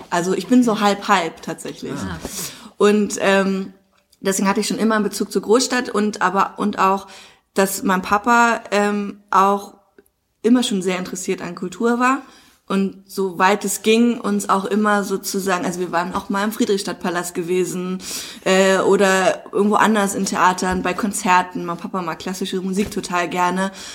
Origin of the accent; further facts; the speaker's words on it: Dahnsdorf, Brandenburg, Germany; moved away as an adult; also born or lived in Munich / Hamburg; ich bin ja hier aufgewachsen in dem Dorf